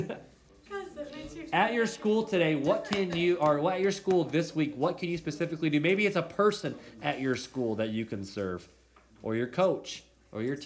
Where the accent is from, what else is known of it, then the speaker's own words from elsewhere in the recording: United States; As Americans